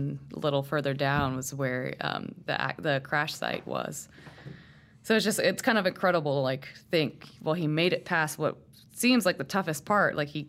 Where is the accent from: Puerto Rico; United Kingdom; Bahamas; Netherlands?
Puerto Rico; So, I mean, I grew up in Puerto Rico, okay. Or at least, you know, a little bit of my life I spent in Puerto Rico.